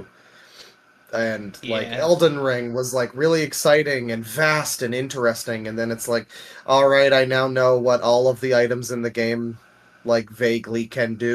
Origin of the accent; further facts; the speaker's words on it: Canada; I am the Canadian